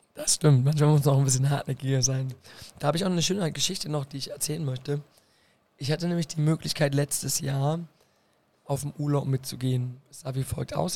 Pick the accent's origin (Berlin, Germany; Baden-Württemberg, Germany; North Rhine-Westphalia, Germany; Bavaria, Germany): Berlin, Germany; moved away as an adult; now in Koblenz, Germany; Ich komme aus Berlin. Ja und bin dort aufgewachsen, in Friedrichshain, Kreuzberg